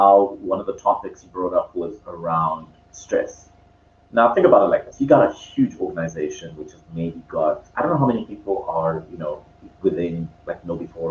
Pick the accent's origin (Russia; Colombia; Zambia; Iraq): Zambia; now in Cape Town, South Africa; right now I'm in Cape Town, even though I'm born from Zambia